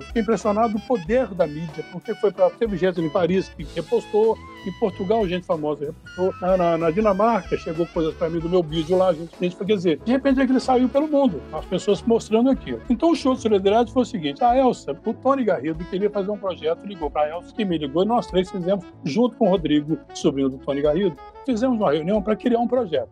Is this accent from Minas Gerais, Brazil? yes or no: yes; interior of Minas Gerais, Brazil; moved away; also born or lived in Rio de Janeiro; sou do interior de Minas Gerais